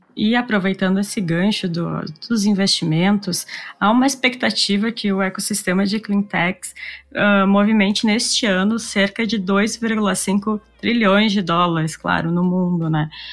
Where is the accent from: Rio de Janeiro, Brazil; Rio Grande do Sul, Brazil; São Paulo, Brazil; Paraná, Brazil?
Rio Grande do Sul, Brazil; Nós aqui do Rio Grande do Sul